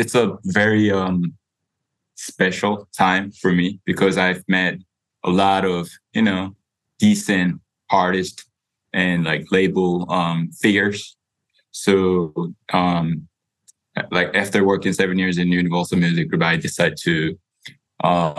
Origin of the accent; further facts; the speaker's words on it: South Korea; moved away as an adult; also born or lived in United States; I was born and raised in Korea the whole time. And then I went to the States for college.